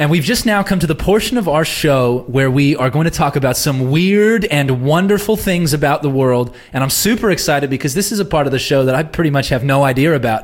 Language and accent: English; Southern California, United States; now in Australia; growing up in Southern California, I used to visit my great-grandparents who lived in Northern California